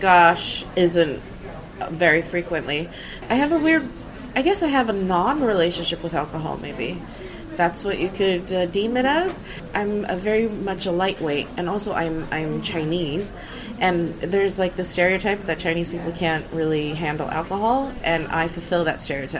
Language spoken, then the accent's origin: English; Sweden; moved away as an adult; now in United Kingdom; I grew up in Sweden